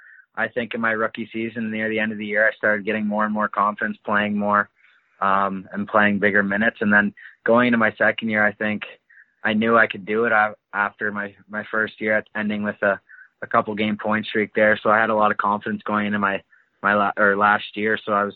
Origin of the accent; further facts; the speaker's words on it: Alliston, Ontario, Canada; I'm from Alliston, Ontario.